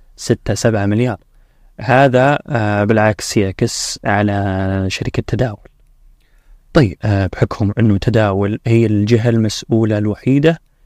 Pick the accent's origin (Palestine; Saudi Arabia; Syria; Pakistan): Saudi Arabia; عندنا في السعودية